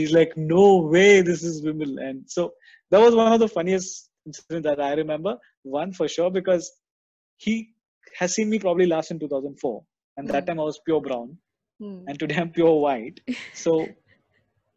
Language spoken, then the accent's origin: English; Kerala, India; moved away; also born or lived in Dubai; I'm from Kerala